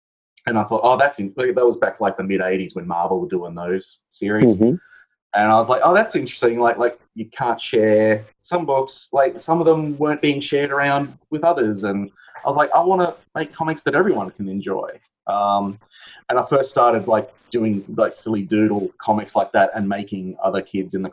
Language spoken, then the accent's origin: English; Brisbane, Queensland, Australia; me growing up, especially in Brisbane